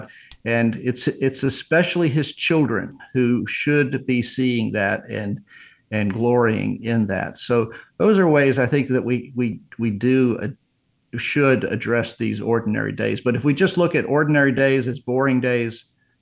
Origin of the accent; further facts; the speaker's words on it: Virginia, United States; I go back to my hometown in Virginia and found my house that I grew up, where I grew up